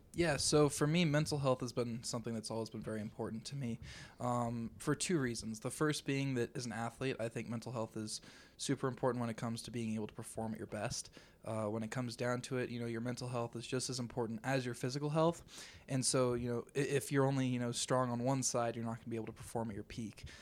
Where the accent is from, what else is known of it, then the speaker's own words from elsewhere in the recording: Arvada, Colorado, United States; I'm actually from Arvada, Colorado.